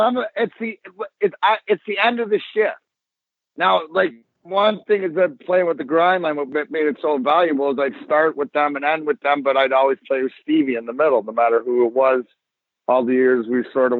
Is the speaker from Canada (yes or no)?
yes; Leamington, Ontario, Canada; I'm from Leamington